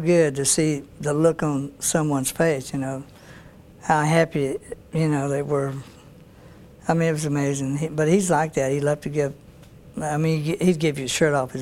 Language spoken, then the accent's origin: English; Shreveport, Louisiana, United States; my hometown, Shreveport